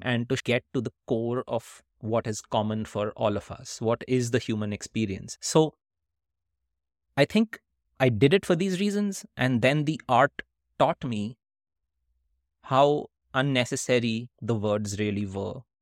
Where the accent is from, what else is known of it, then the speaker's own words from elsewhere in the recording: Kolkata, West Bengal, India; when we were growing up in India